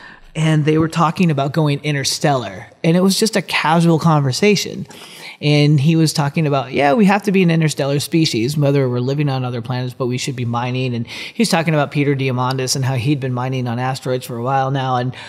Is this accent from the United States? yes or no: no; Philippines; born there; And for me, I'm adopted from the Philippines.